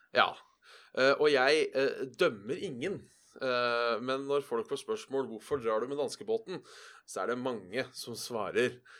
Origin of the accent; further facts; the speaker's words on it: Buskerud, Norway; hjem, for da var det ca. en time fra ådalen